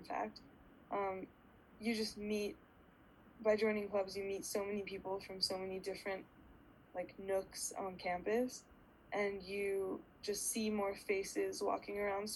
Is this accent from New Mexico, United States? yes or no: no; Pasadena, California, United States; now in Los Angeles, United States; I grew up in Pasadena and I'm Persian and Jewish